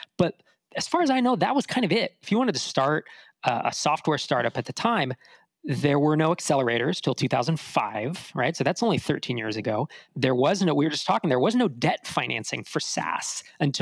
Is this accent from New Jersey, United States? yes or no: no; Bay Area, California, United States; moved away as an adult; also born or lived in Sacramento; I grew up in the Bay Area until, I'm trying to think, it was the mid-90s, and then I went to college in Sacramento